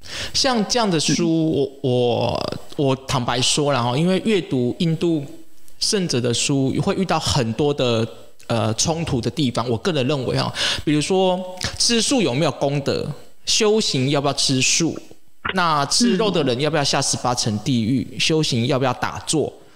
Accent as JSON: {"language": "Chinese", "country": "Taiwan", "said": "像我们台湾人"}